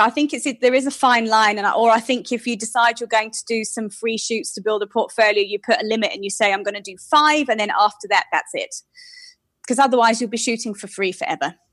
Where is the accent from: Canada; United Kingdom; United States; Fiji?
United Kingdom; moved away as an adult; now in South Africa; I'm British, so I've been in South Africa for eight and a half years now